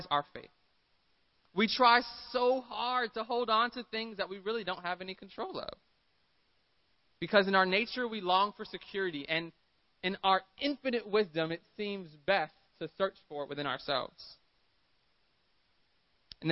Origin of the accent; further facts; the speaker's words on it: Miami, Florida, United States; now in San Diego, United States; I'm from Miami. I live in San Diego.